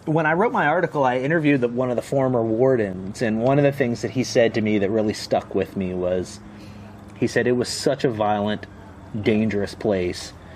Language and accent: English; Southwest Ohio, United States; moved away as an adult; I grew up in Southwest Ohio